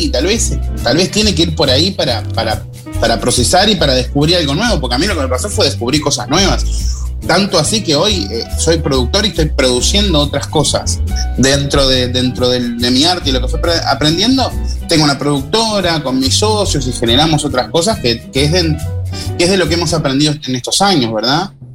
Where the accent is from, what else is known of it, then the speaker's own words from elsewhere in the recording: Rosario, Colonia, Uruguay; yo a mi pueblo lo amo y lo nombro siempre, digo, soy rosarino